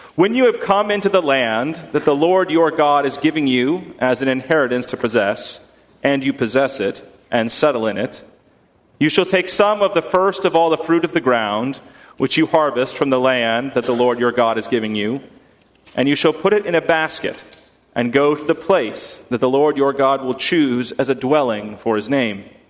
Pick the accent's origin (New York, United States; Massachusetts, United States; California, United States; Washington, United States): Massachusetts, United States; outside of Boston, New England; growing up in New England, in, outside of Boston